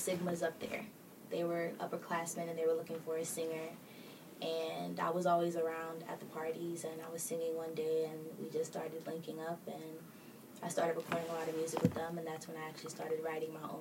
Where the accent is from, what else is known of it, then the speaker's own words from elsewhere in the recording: East Stroudsburg, Pennsylvania, United States; also born or lived in Jersey City, New Jersey; I come from East Stroudsburg, PA.